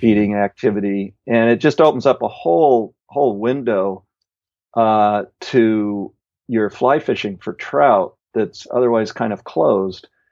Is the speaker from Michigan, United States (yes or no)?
no; Illinois, United States; moved away as an adult; also born or lived in Bellingham, Washington; back in Illinois where I grew up